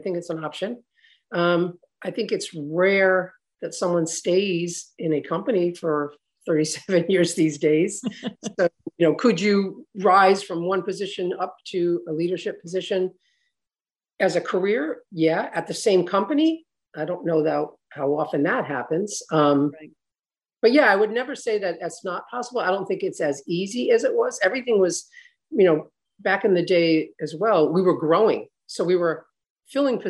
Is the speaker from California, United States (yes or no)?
no; Newport, Rhode Island, United States; also born or lived in Charleston, South Carolina; we moved here when I was 2. My dad was in the Navy. So I was born in Charleston, South Carolina. Then he was stationed up here in Newport